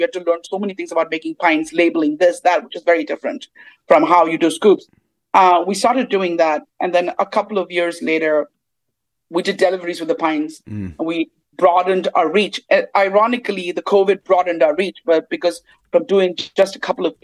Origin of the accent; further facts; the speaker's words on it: Mumbai, Maharashtra, India; moved away as an adult; now in United States; my family comes from the South, even though I grew up in Bombay